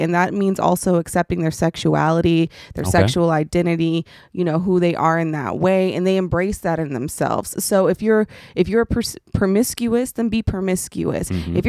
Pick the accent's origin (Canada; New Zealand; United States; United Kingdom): United States; Dallas, Texas; I grew up in Dallas, Texas in this hood called Oak Cliff.